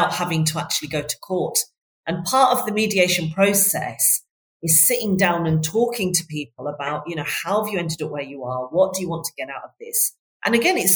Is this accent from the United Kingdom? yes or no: yes; Bradford, Yorkshire and the Humber, United Kingdom; moved away; I'm from Bradford originally. I don't know if you can still hear that in my accent, but I'm originally from Bradford